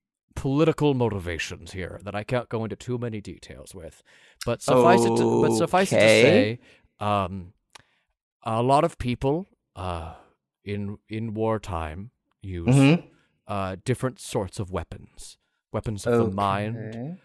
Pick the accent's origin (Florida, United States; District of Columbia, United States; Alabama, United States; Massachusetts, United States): Florida, United States; Fort Lauderdale; born there; I was born in Fort Lauderdale and I wasn't born with a silver spoon in my mouth.